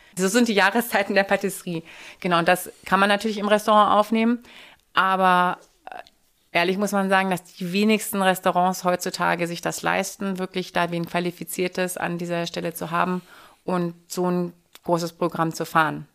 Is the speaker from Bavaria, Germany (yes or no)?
no; Hanover, Lower Saxony, Germany; moved away as an adult; also born or lived in France / Vienna, Austria; now in Berlin, Germany; bin ich aber dann natürlich nach Hannover gegangen, in meine Heimat